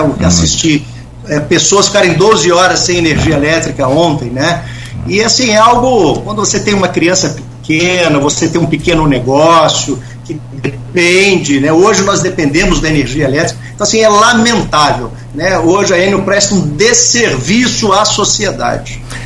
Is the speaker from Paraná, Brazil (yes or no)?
no; Campos dos Goytacazes, Rio de Janeiro, Brazil